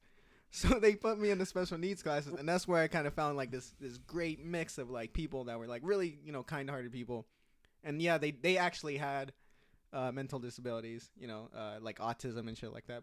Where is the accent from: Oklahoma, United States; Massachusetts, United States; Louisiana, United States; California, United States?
California, United States; Newark; also born or lived in San Jose; where I grew up in the East Bay